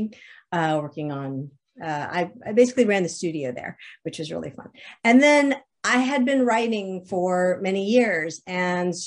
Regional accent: Alexandria, Virginia, United States; moved away as an adult; also born or lived in Nashville, Tennessee; I grew up in Alexandria, Virginia, spent a lot of time in Massachusetts

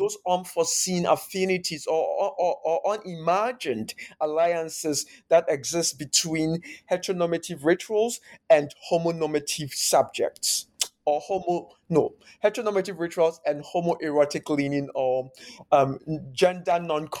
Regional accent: Ghana; So growing up in Ghana, this project really then somehow also allowed me to time travel into the past

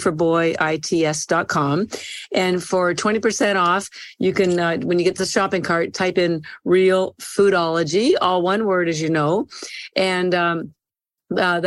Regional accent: Canada; I'm Canadian by birth

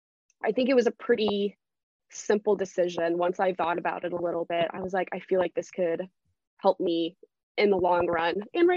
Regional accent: the South, United States; I live in the South. I'm from the South, never really left the South. And so here it's very Christian dominated.

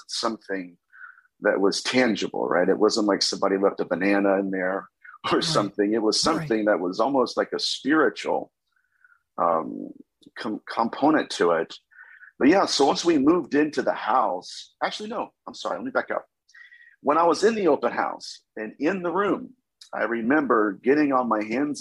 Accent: Dayton, Ohio, United States; I am from Dayton, Ohio, so I'm a Buckeye

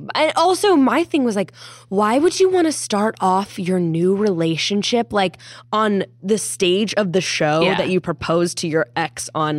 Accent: California, United States; I was born in California.

